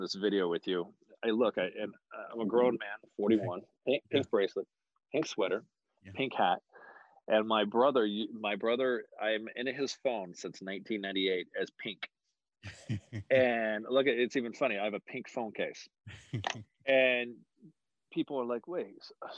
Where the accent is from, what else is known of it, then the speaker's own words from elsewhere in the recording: Oakhurst and Los Banos, Central Valley, California, United States; moved away as an adult; also born or lived in Modesto, California; now in San Francisco Bay Area, United States; Born and raised. I was born in Modesto, raised in a little town called Oakhurst and Los Banos out in the Central Valley